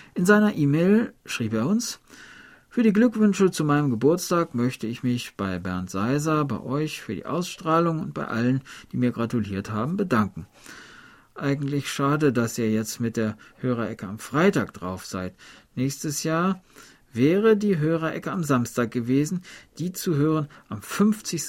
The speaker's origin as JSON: {"language": "German", "country": "Germany", "said": "ich komme ja aus der Harzgegend"}